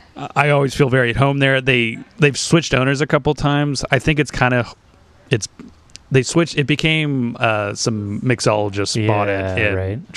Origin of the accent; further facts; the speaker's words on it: Orange County, California, United States; also born or lived in Long Beach / Boston; I was born in Long Beach. I grew up in Orange County.